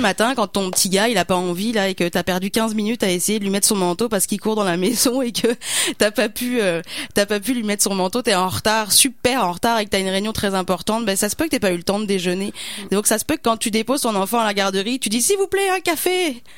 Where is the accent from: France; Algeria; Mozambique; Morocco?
France; now in Canada; mon accent le dit, je suis pas, je suis pas québécois.